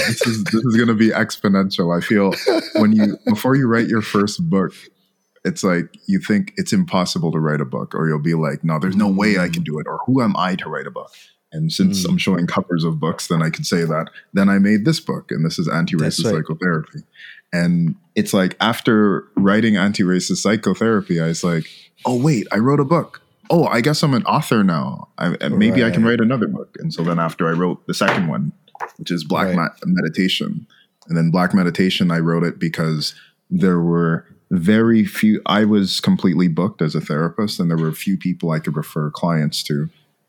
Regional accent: Montreal, Quebec, Canada; I hail from Montreal, Canada

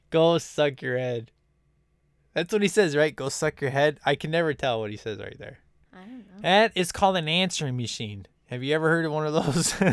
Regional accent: Chicago, Illinois, United States; because as you know, I'm from Chicago.

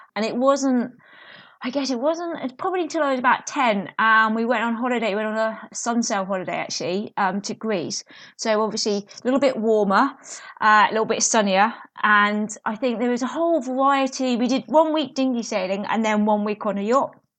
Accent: South Nutfield, South East England, United Kingdom; I grew up in Surrey, um, in, I can't, a little village called South Knotfield

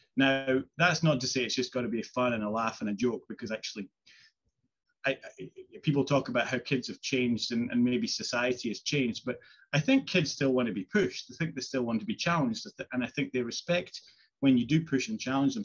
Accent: Isle of Skye, Scotland, United Kingdom; I grew up in Skye, you know, miles away from anywhere

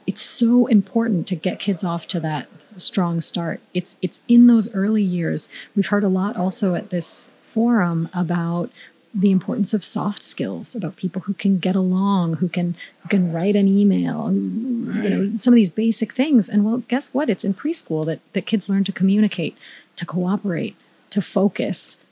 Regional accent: Miami, Florida, United States; I grew up in Miami with a focus on foreign language

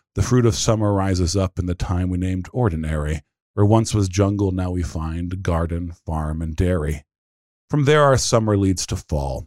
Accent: United States; We're American Christians

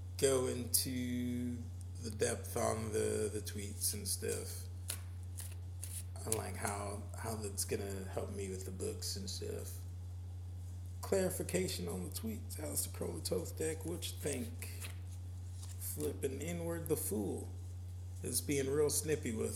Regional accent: New Orleans, Louisiana, United States; growing up in the New Orleans area

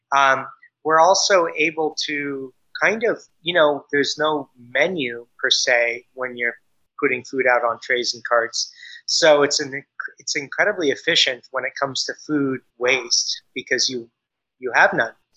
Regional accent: Bay Area, California, United States; also born or lived in New York / Chicago / Michigan; We're from the Bay Area, and we met, as uh, she said, in college.

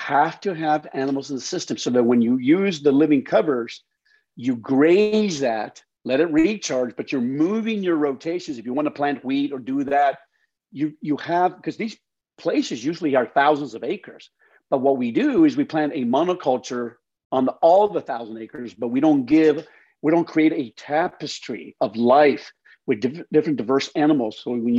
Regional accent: Colorado, United States; and I lived in a dry valley. Look, and I growing up in the Colorado, that whole area, I know it very well.

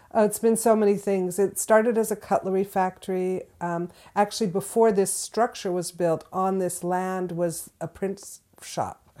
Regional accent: Southern California, United States; moved away as an adult; now in Florence, Massachusetts, United States; I'm originally from Southern California, so this is a long way from where I was born

